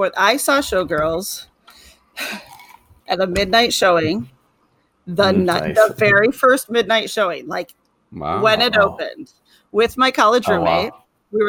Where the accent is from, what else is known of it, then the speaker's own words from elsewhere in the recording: Troy, Michigan, United States; also born or lived in Orchard Lake, Michigan; I grew up in Troy, and now I'm in Orchard Lake. I went to Oakland University.